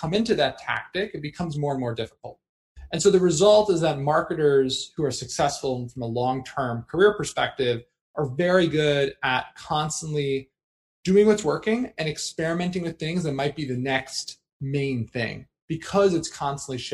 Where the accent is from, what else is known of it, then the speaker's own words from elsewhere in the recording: New Jersey, United States; I grew up in New Jersey.